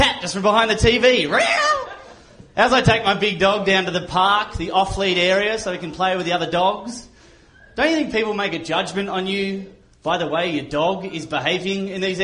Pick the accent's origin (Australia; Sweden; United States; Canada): Australia; I'm from Australia